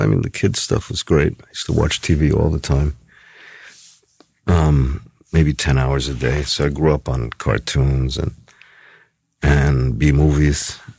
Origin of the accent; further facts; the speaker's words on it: New York City, New York, United States; born there; I was born on 50th Street, between across the street from what used to be Madison Square Garden.